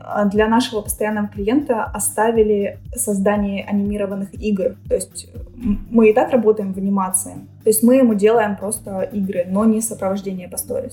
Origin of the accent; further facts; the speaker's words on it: Ukraine